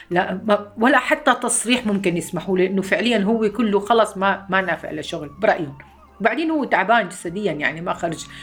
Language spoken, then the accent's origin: Arabic; Homs, Homs Governorate, Syria; moved away as an adult; عمري 54 سنة من مدينة حمص جيت أنا وزوجي وأولاد اثنين هلا